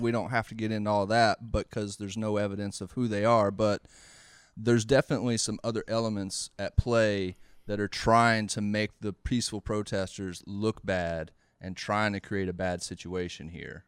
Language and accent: English; the South, United States; growing up in the South